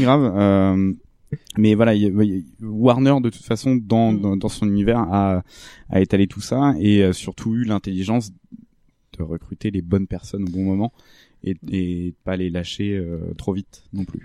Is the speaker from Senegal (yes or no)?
no; France; en tant que Français